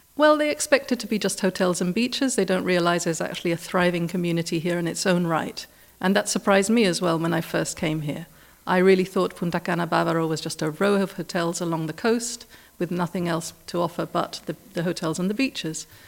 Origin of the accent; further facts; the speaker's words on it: Gibraltar; also born or lived in United Kingdom; now in Dominican Republic; I was actually living in the U K at the time, but I'm from Gibraltar originally.